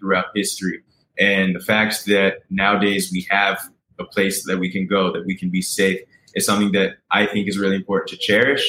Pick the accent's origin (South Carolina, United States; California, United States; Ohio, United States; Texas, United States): California, United States; San Diego; now in Hadera, Israel; I was raised mostly in San Diego, California, but I moved around throughout the United States because my dad was in the U.S. Navy. And now I'm lucky enough to be living in Hadera, Israel.